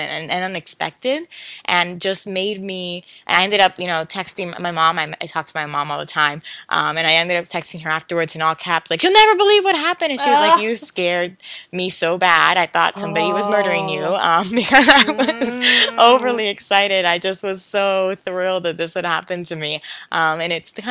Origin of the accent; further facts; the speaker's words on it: Philadelphia, Pennsylvania, United States; I was growing up in Philadelphia